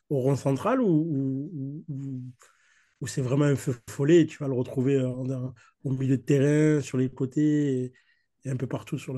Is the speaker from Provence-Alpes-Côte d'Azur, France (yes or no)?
yes; Marseille, Provence-Alpes-Côte d'Azur, France; C'est moi, je suis marseillais et j'ai été élevé avec On est si bien ensemble.